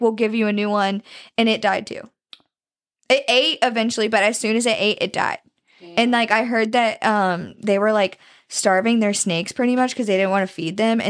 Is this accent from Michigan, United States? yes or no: no; Pennsylvania, United States; I'm from Northwest Pennsylvania.